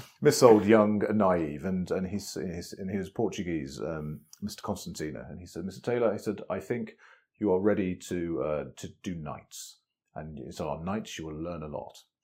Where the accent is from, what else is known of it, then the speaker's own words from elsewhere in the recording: west of Birmingham, West Midlands, United Kingdom; a you know boy from west of Birmingham